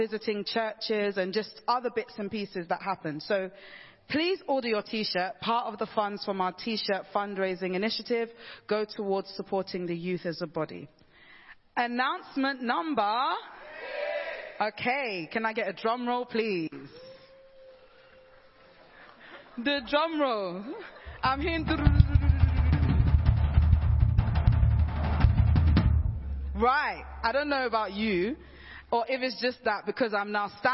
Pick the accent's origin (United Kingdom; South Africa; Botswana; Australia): United Kingdom; London; I'm a Londoner.